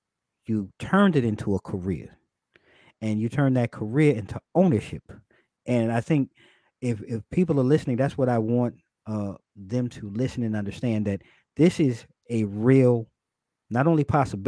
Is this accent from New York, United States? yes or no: yes; New York, United States; so I came from New York.